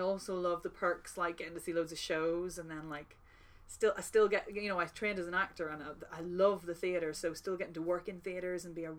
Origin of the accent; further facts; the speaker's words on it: Ireland; and I'm very Irish at heart, because I'm Irish. So, like, we just love an old yarn